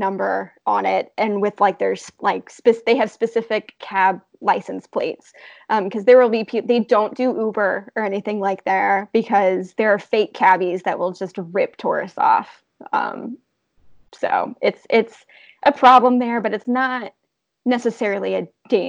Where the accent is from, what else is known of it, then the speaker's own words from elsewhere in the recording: United States; also born or lived in Florida; growing up in America